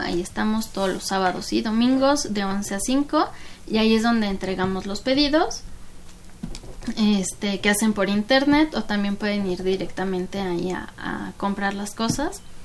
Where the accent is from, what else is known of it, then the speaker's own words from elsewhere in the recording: Mexico; also born or lived in Canada; yo soy mexicana, amo mi país